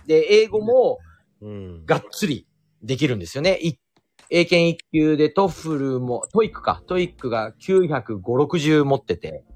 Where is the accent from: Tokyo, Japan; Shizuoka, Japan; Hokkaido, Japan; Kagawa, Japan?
Tokyo, Japan; also born or lived in Ueno; 私地元浅草ですから